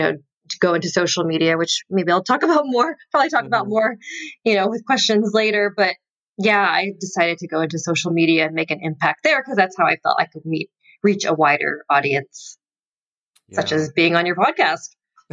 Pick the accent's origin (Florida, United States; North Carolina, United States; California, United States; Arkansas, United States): North Carolina, United States; born there; So, I was born in North Carolina.